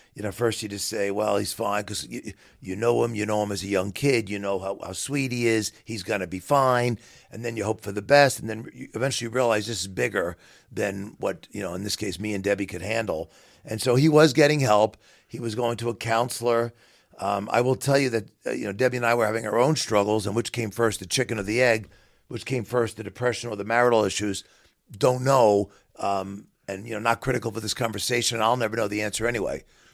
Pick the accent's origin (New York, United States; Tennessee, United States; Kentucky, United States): New York, United States; Queens; So I'm a New Yorker through and through, but I love the Midwest. I love where I live now.